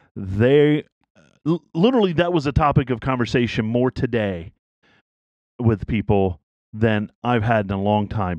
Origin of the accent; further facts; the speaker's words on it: East Tennessee, United States; I grew up in East Tennessee